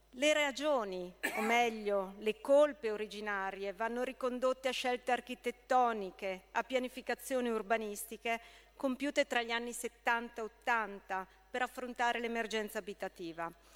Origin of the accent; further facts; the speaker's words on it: Brescia, Lombardy, Italy; Io da bresciana